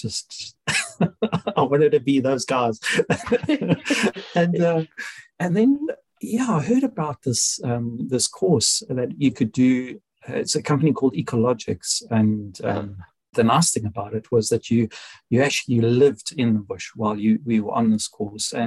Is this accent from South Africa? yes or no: yes; South Africa; moved away as an adult; now in United Kingdom; I'm South African